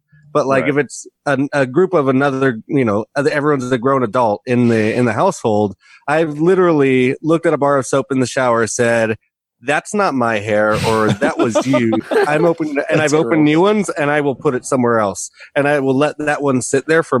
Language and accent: English; Southern California, United States; I'm from Southern California.